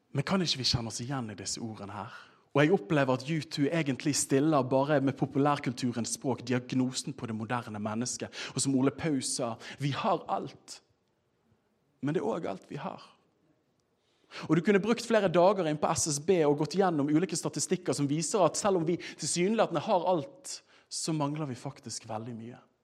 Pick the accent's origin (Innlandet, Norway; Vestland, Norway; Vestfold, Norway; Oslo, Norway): Vestland, Norway; Bergen; jeg er fra Bergen